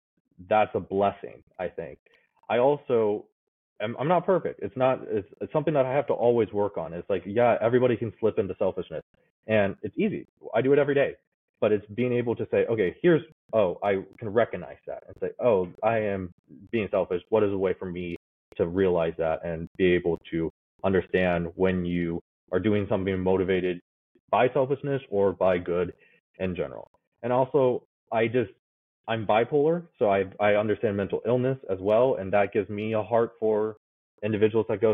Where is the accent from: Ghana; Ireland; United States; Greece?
United States; born or raised there; also born or lived in Kazakhstan